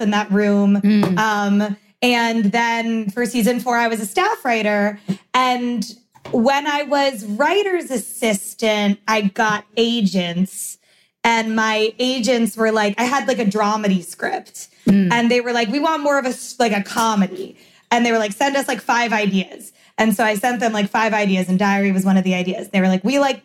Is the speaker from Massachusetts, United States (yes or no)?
no; North Miami / Weston, Florida, United States; family moved from North Miami to Weston and I went to Pinecrest